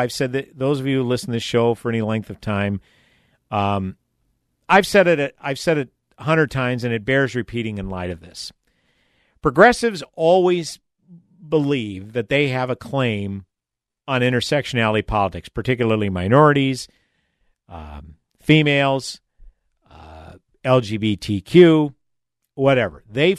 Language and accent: English; Massachusetts, United States; She's also a representative of my home state of Massachusetts.